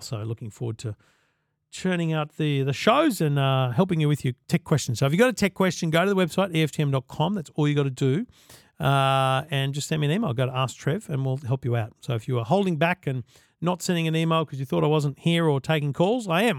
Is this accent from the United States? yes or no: no; Queensland, Australia; I'm a Queenslander